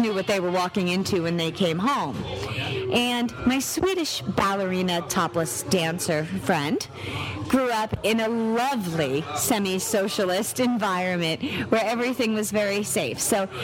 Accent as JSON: {"language": "English", "town": "New York City", "region": "New York", "country": "United States", "tie": "born or raised there", "said": "Growing up in New York City"}